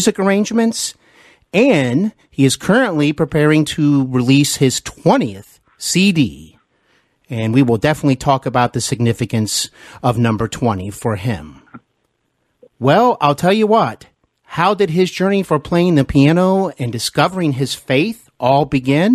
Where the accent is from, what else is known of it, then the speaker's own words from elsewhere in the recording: Ohio, United States; also born or lived in Knoxville, Tennessee; I moved back home to Ohio, where I am originally from